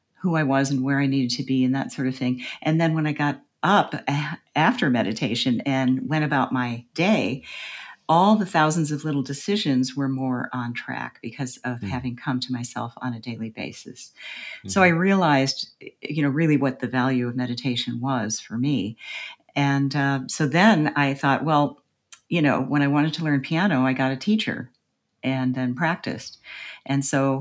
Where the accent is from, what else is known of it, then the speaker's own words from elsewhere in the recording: United States; as an American